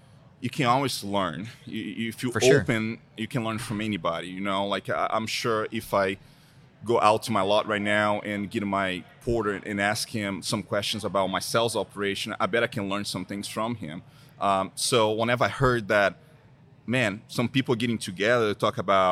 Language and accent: English; Brazil; first language Portuguese; English is a second language; moved away as an adult; now in United States; born and raised in Brazil. First language, Portuguese, come to the United States without knowing English.